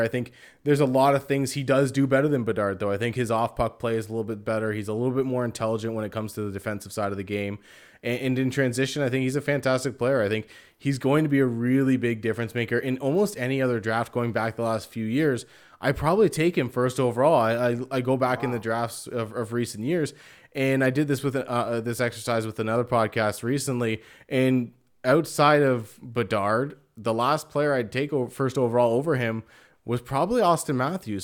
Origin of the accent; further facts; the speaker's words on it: Canada; myself being Canadian